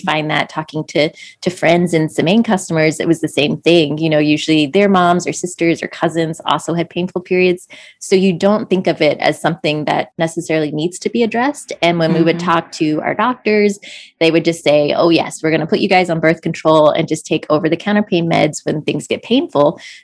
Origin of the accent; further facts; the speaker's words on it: just outside of D.C. in Maryland, United States; we grew up just outside of D.C. in Maryland